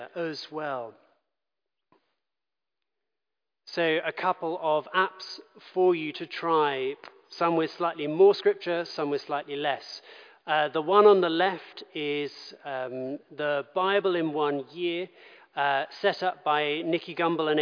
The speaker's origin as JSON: {"language": "English", "region": "London", "country": "United Kingdom", "tie": "born or raised there", "said": "I grew up in London"}